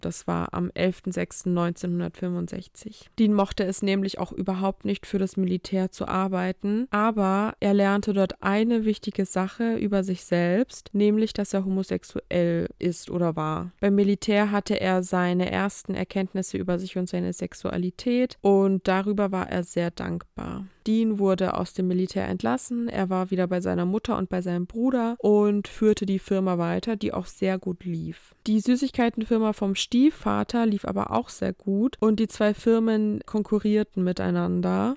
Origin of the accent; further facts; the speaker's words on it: Germany; bei uns in Deutschland